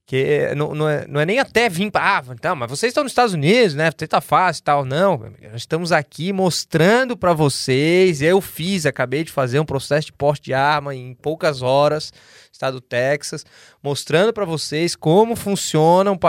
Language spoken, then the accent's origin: Portuguese; Brazil; now in United States; Para nós também, sou, sou, sou, brasileiro, sou